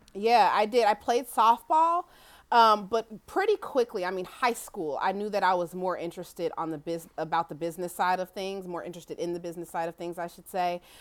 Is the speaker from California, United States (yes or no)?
no; Kansas City, Missouri, United States; I grew up in Kansas City, Missouri